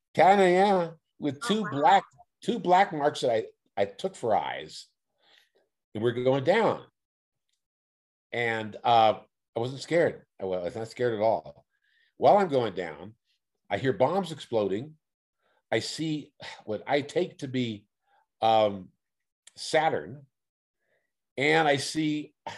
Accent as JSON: {"language": "English", "town": "Oakland", "region": "California", "country": "United States", "tie": "born or raised there", "said": "I was raised in Oakland, uh, single mom raised me, raised in East Oakland"}